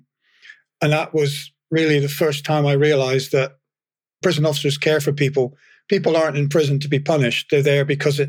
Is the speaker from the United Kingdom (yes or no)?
yes; England, United Kingdom; moved away; I was from England, although my dad was from Fife, and I feel partly Scottish